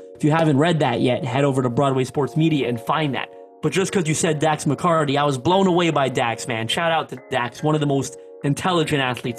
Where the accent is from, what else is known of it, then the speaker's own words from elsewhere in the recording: Canada; I'm Canadian, but I am Canadian Portuguese, and Portuguese community here in Canada is quite large. And I grew up a huge soccer fan.